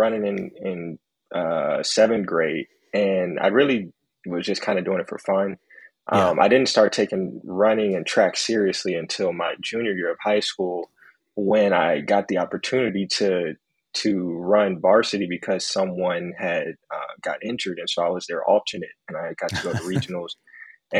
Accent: Dallas, Texas, United States; I actually grew up born and raised in Dallas, Texas

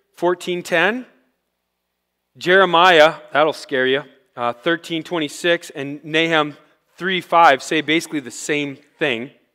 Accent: Rochester, United States; I grew up in Rochester

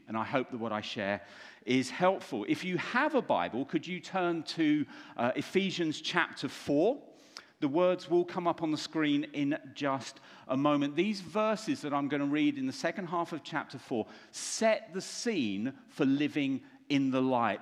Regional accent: London, United Kingdom; I'm from London

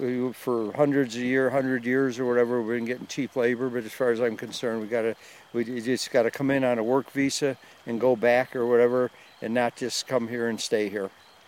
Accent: Chicago, Illinois, United States; Chicago area.

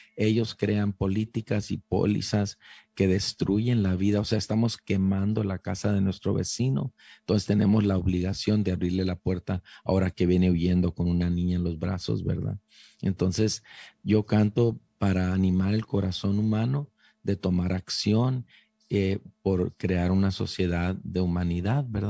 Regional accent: Calexico, California, United States; moved away as an adult; also born or lived in San Diego; yo era un joven chicano ahí creciendo en... Eh, yo soy de Calexico, eh, California

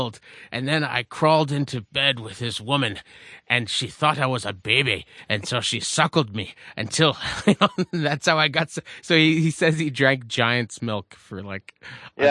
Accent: Quebec, Canada; growing up in Quebec

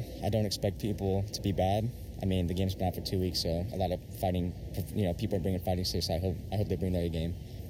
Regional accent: Japan; also born or lived in Germany; Growing up in Japan, I grew up in Japan since I was a kid.

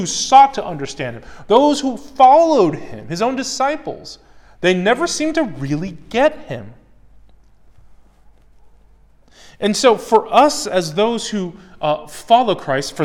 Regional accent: United States; I'm American. I grew up in America.

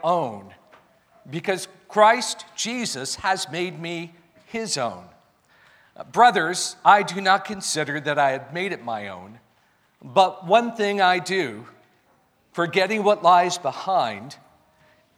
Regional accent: United States; I'm an American

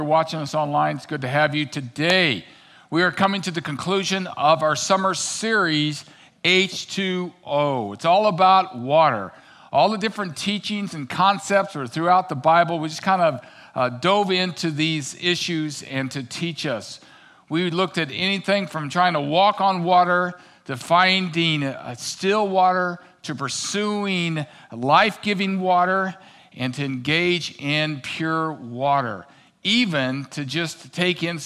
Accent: Missouri, United States; now in Minnesota, United States; growing up in Missouri, I knew about the Mississippi

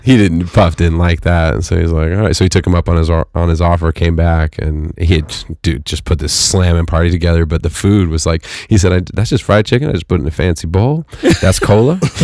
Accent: Fresno, California, United States; moved away; where I grew up in the Central Valley, which was, you know, In Fresno

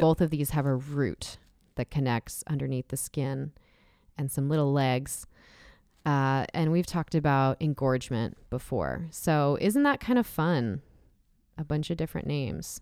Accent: San Diego County, California, United States; growing up in San Diego County, near Los Angeles County

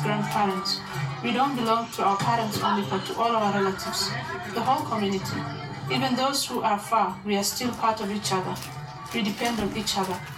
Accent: Somalia; Somali, born and raised in the Horn of Africa

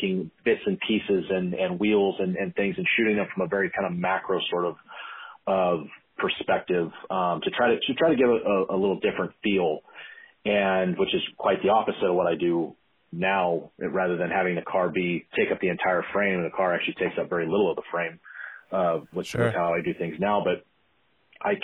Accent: Tracy, California, United States; I hail from Central California, a little town of Tracy

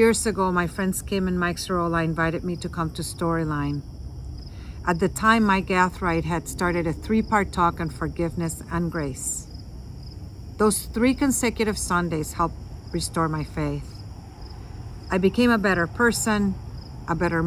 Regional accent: San Juan, Puerto Rico; moved away as an adult; I was born in San Juan, Puerto Rico to a Catholic family

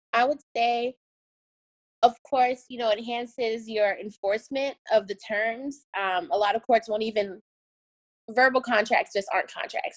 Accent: Miami, Florida, United States; also born or lived in Tallahassee; I moved back to my hometown of Miami.

